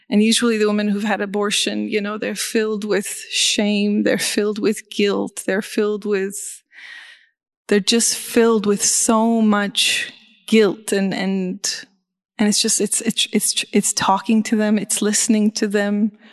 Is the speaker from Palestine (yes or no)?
yes; Beit Jala, West Bank, Palestine; born there; That's too loud. Um, and I was born in Beit Jala.